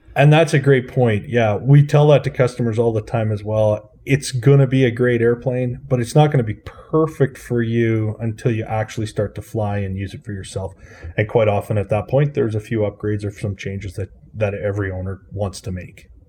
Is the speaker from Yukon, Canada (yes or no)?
no; Swift Current, Saskatchewan, Canada; I grew up in Saskatchewan in, uh, a town called Swift Current